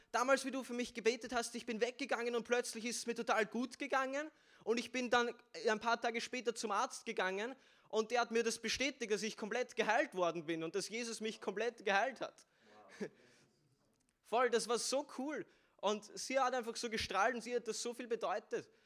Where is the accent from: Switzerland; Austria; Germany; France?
Austria; Vienna; ich bin aus Wien bin 17 Jahre alt